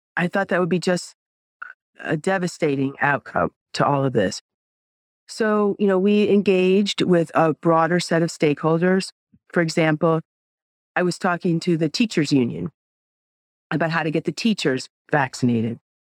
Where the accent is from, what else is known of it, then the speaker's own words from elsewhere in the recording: New York, United States; I'm a New Yorker.